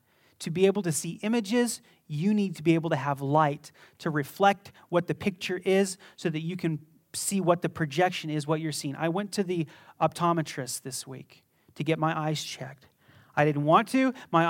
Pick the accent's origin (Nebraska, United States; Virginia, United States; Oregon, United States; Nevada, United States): Nevada, United States; Las Vegas; I was born in Las Vegas. I grew up here. My eyes are going to be messed up, living in the desert your whole life, almost.